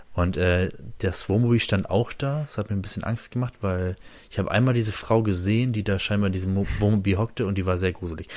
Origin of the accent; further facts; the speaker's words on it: Oldenburg district, Lower Saxony, Germany; Oldenburger Jungs, ne? Also ich komme ja aus dem Landkreis Oldenburg